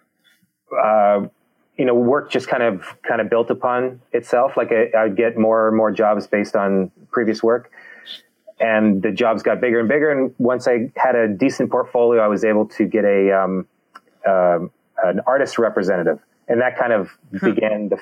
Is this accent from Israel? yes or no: no; Canada